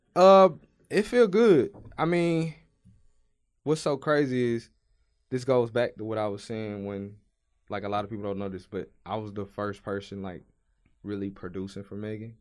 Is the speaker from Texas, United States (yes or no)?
yes; Brookshire, Texas, United States; I'm from Houston. Well, I'm from Brookshire, Texas, which is a small town that's outside of Houston